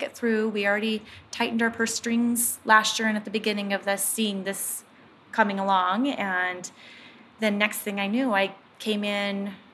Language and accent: English; Willamette Valley, Oregon, United States; also born or lived in Bend, Oregon; I grew up in the Willamette Valley